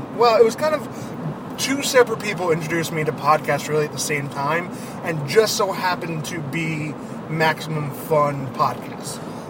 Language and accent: English; Boston, Massachusetts, United States; Because we're from Boston.